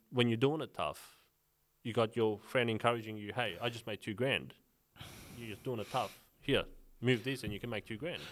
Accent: Sydney, New South Wales, Australia; when I was growing up in Sydney, Western Sydney

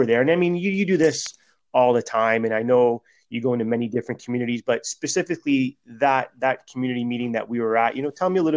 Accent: Toronto, Ontario, Canada; I grew up in Flemo

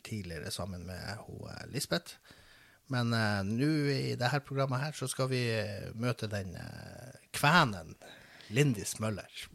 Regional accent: Båtsfjord, Finnmark, Norway; jeg vokste opp i Båtsfjord

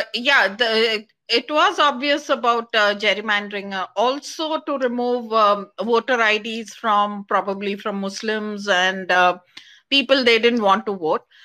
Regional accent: Karnataka, India; also born or lived in Bangalore; I'm not from Tamil Nadu, I'm from Karnataka. I live in Bangalore.

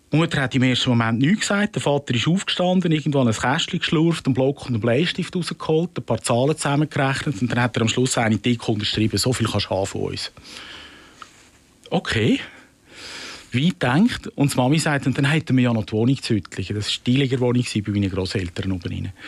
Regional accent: Rümlang, Zurich, Switzerland; Ich bin zu Römlang, wo ich aufgewachsen bin, früh sozialisiert worden, kirchlich gut.

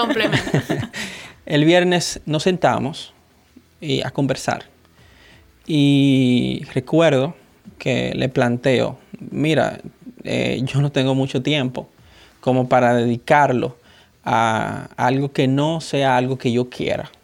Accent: Dominican Republic; soy dominicano

